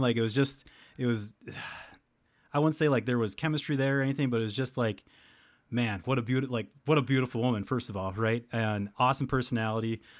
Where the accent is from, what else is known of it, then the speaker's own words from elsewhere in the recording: Helenville, Wisconsin, United States; I'm from Wisconsin. I spend most of my time, uh, uh, in Hellenville